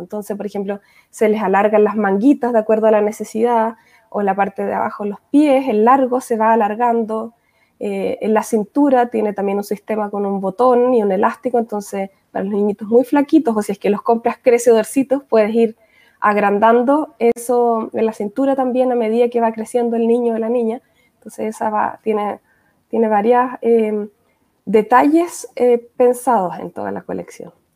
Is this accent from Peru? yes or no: no; Valdivia, Los Ríos, Chile; now in Austria; me nací y crié en Valdivia